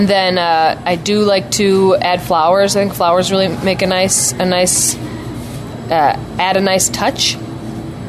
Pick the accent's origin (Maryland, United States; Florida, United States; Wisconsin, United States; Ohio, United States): Wisconsin, United States; I'm from Wisconsin